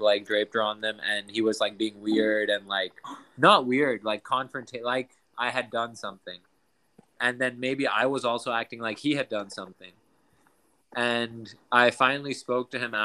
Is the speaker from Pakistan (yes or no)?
yes; Pakistan; moved away; I was obviously growing up in Pakistan.